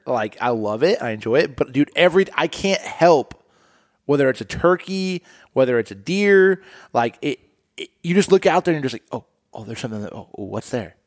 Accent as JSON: {"language": "English", "town": "Indianapolis", "region": "Indiana", "country": "United States", "tie": "born or raised there", "said": "I grew up in Indianapolis, Indiana."}